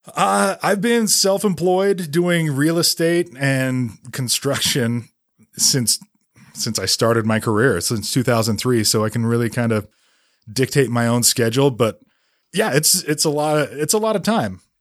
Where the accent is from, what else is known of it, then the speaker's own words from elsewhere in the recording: Holladay, Utah, United States; also born or lived in Ohio / Vermont; I grew up in Holiday, went to Olympus High School, and that's still live in that same area